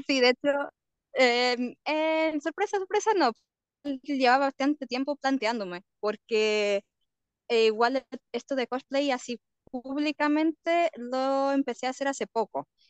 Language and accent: Spanish; Portugal; moved away as an adult; now in Chile; yo generalmente soy portuguesa.